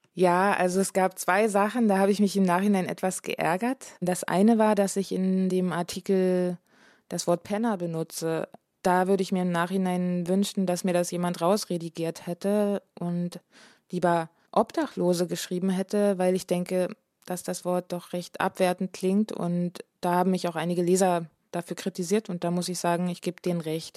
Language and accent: German; Dresden, Saxony, Germany; moved away as an adult; also born or lived in Berlin; zurück nach Dresden zu gehen, in meine alte Heimat sozusagen, in der ich viele, viele, viele Jahre gelebt habe schon